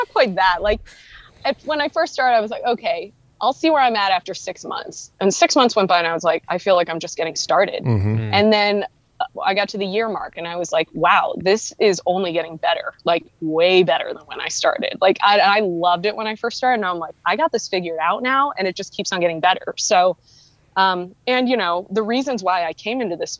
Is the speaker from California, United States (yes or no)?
no; Ohio, United States; moved away as an adult; also born or lived in Philadelphia / New York / Montana; I grew up in Ohio, went to school in Philly and New York, lived in New York